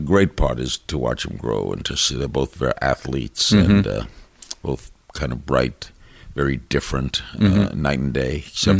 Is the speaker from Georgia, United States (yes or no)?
no; New York City, New York, United States; moved away as an adult; also born or lived in Miami; I grew up in Brooklyn, went to Dodger games.